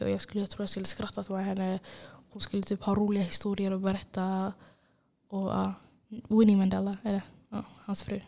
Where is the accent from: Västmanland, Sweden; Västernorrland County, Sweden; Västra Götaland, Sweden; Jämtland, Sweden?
Västra Götaland, Sweden; Gothenburg; jag är från Angered.